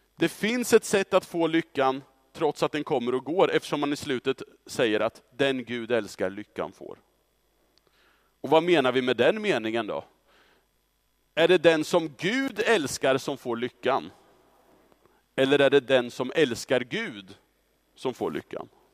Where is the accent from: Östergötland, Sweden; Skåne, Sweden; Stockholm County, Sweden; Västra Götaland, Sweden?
Östergötland, Sweden; Östra Ryd; under 90-talet så växte jag upp i Östra Ryd som tonåring